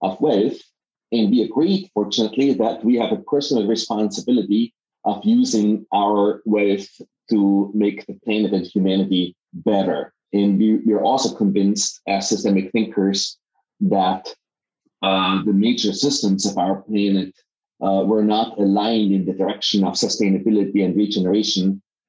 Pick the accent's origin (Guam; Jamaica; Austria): Austria; Innsbruck, Tyrol; moved away as an adult; also born or lived in Vienna / Silicon Valley; my background is that I am from Innsbruck, Austria